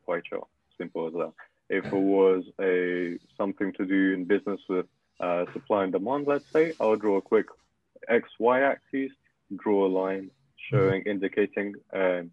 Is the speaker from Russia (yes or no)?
yes; Russia; English is a second language; now in United Kingdom; I'm from Russia, if anyone is curious, and... Yeah. English is not my first language.